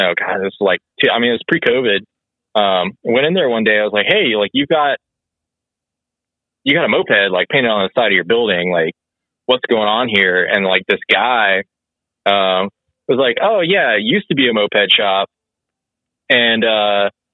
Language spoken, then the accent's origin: English; Augusta, Georgia, United States; now in Athens, United States; I'm from Augusta, Georgia, which like has like a legit river, like Savannah River